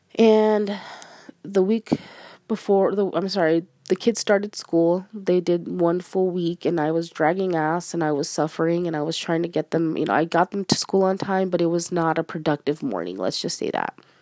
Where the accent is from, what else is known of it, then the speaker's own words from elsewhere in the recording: Arizona, United States; I'm a Mexican American. I'm Hispanic, uh, born and raised in Arizona